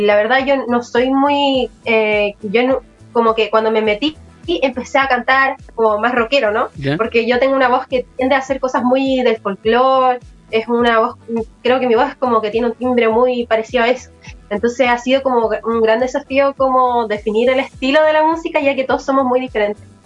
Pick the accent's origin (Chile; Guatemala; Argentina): Chile; Santiago, Santiago Metropolitan Region; aquí de Santiago